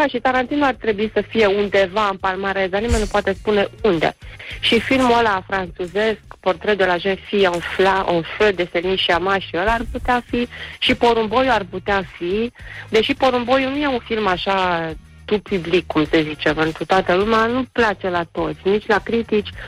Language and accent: Romanian; Brăila, Brăila County, Romania; sunt din Brăila ca să dau spumant de dimineață, îmi pare rău.